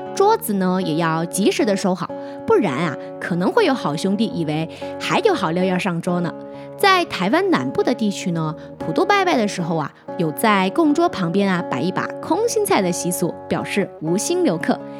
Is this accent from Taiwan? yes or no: no; Hunan, China; moved away; 在我们湖南老家那边，每年的农历七月十五呢，我们也叫七月半